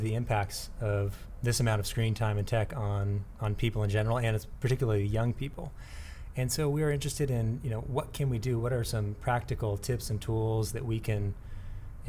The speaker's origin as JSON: {"language": "English", "town": "San Diego", "region": "California", "country": "United States", "tie": "born or raised there", "said": "I'm born and raised in San Diego"}